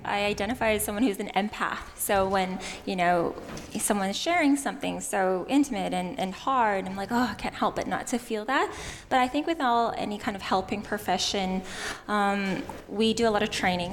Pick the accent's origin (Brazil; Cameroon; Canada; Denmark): Canada; moved away as an adult; now in Australia; You might notice from my non-Aussie accent. I was born and raised in Canada.